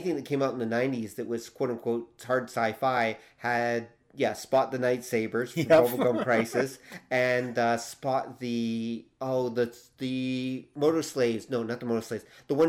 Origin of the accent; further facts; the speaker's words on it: Canada; We are Canadian.